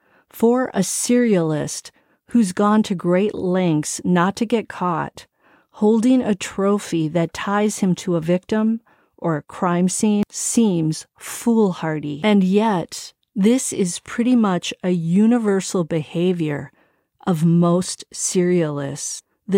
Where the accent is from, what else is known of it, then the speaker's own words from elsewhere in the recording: Wisconsin, United States; Why are they all from Wisconsin? I'm from Wisconsin